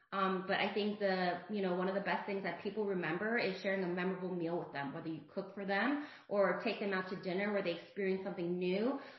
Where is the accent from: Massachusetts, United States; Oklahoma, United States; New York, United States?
New York, United States; West Hempstead; moved away as an adult; also born or lived in Connecticut / New Orleans, Louisiana; now in Houston, United States; I'm born and raised in New York. I grew up in Long Island, so I spent most of my years there. My college years were spent in central New York, and then I actually moved back to Long Island for a brief period of time.